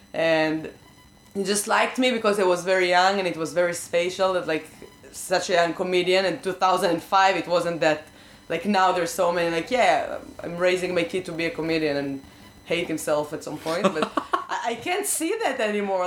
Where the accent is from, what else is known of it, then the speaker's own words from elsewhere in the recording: Israel; English is a second language; moved away; I grew up in Israel